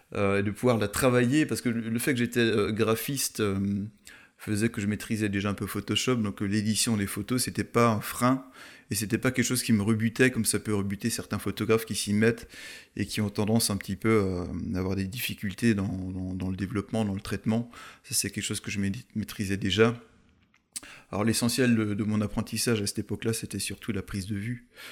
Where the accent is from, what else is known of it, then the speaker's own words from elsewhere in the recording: Munster Valley, Grand Est, France; also born or lived in Colmar / Eguisheim; je suis issu de la vallée de Münster